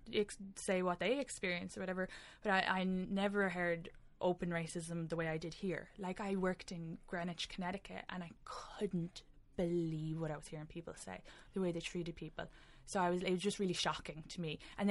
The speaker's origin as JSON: {"language": "English", "country": "Ireland", "accent": "Irish", "moved": "yes"}